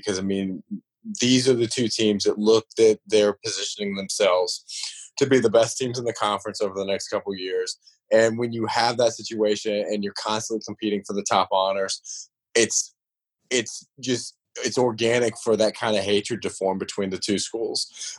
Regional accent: East Coast, United States; I mean, you know, I grew up on the East Coast.

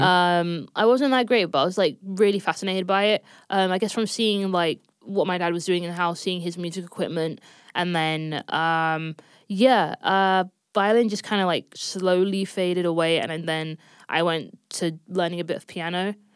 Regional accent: London, United Kingdom; born and raised in London, um, specifically North London

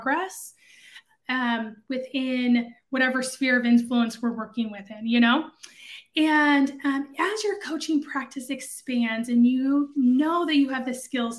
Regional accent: West Coast, United States; also born or lived in central US; now in Dallas, United States; I'm from the West Coast

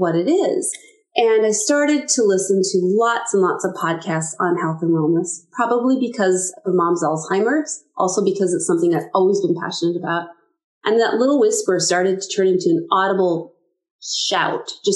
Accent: Stillwater, United States; moved away as an adult; also born or lived in Omaha, Nebraska; I was born and raised in Stillwater, and 33 years ago, moved to Omaha, Nebraska with my then husband

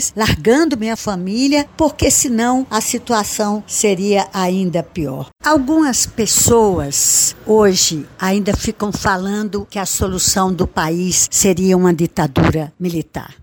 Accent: Cabedelo, Paraíba, Brazil; Nasci em Cabedelo, tenho 74 anos

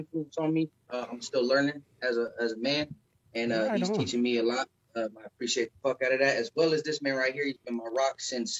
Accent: San Diego, California, United States; now in Colorado, United States; I was born and raised in Southeast San Diego, California.

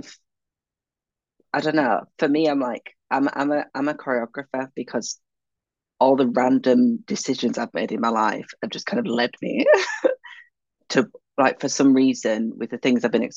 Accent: Leeds, Yorkshire and the Humber, United Kingdom; I'm from Leeds

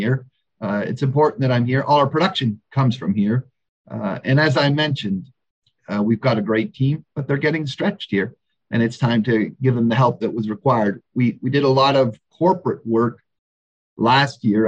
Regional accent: Canada; moved away as an adult; also born or lived in Western Australia; now in Australia; I'm certainly a Canadian in Australia, kind of a fish out of water here

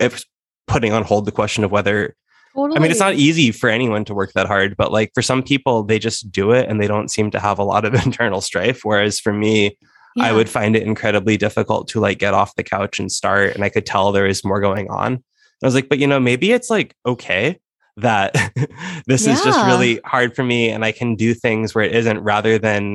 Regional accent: Nebraska, United States; America, where we both live and are from, well, I'm from Nebraska

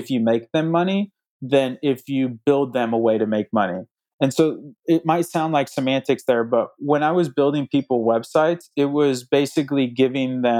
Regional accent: Indiana, United States; I'm from Indiana

